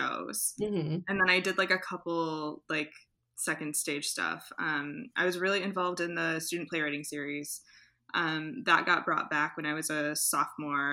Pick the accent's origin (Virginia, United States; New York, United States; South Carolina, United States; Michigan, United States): Michigan, United States; Flint; now in Ann Arbor, United States; I am originally from Flint, Michigan, born and raised, and now I live in Ann Arbor.